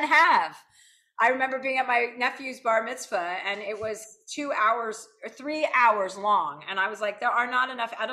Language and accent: English; New Jersey, United States; now in Los Angeles, United States; I'm from New Jersey